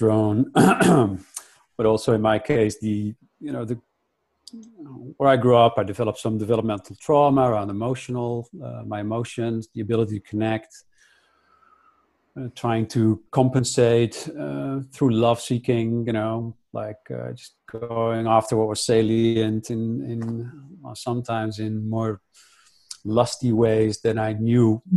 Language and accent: English; Netherlands; I grew up in Holland